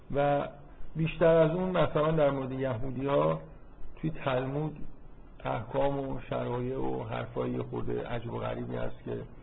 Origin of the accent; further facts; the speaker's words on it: Iran; از من میپرسن که تو مال کجایی ایران